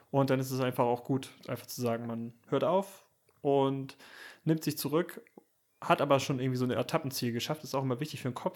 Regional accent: Süderbrarup, Schleswig-Holstein, Germany; now in Kiel, Germany; Süderbrarup als mein Heimatdorf

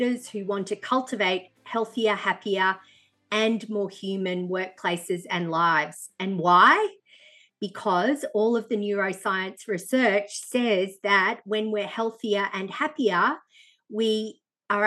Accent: Benalla, Victoria, Australia; I grew up in Benalla in northeast Victoria

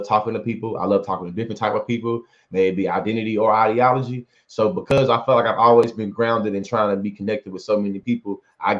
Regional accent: Bryan, Texas, United States; also born or lived in Oklahoma; born and raised in Bryan, Texas

